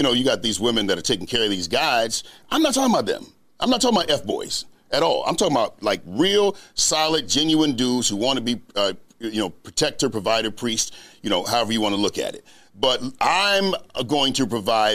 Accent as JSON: {"language": "English", "region": "North Carolina", "country": "United States", "said": "I'm from North Carolina. I'm a little country"}